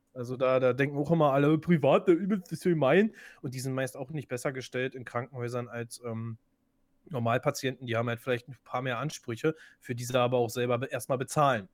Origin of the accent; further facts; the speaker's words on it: Germany; bei uns in Deutschland